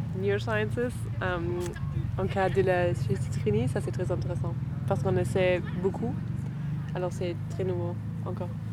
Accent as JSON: {"language": "French", "region": "Berlin", "country": "Germany", "second_language": "French", "moved": "as an adult", "lives_now": "Paris, France", "said": "on est de Berlin"}